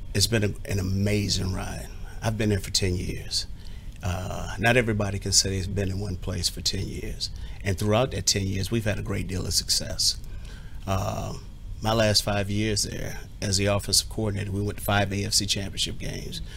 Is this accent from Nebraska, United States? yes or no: no; Southern California, United States; now in Washington, United States; the same neck of the woods that I grew up in in Southern California